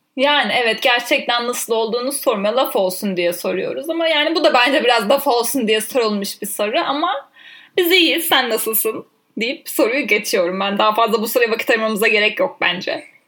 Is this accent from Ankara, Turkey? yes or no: yes; Ankara, Turkey; ben 1997 yılında Ankara'da doğdum.